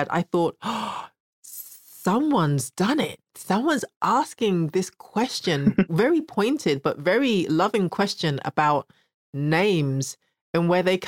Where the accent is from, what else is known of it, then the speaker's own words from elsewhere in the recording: United Kingdom; growing up in the UK with the name that I have